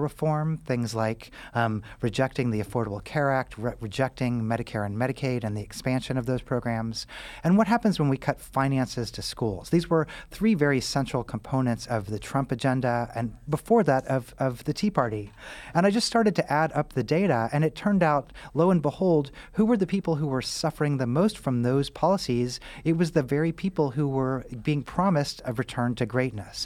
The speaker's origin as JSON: {"language": "English", "region": "Missouri", "country": "United States", "tie": "born or raised there", "also_born_or_lived": "Kansas", "said": "I grew up in Missouri, uh, and I'm from the Midwest"}